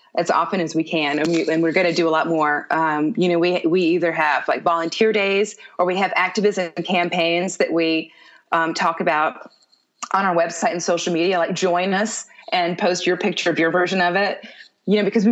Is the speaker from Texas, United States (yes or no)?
yes; Houston, Texas, United States; moved away; also born or lived in New York; I grew up in Houston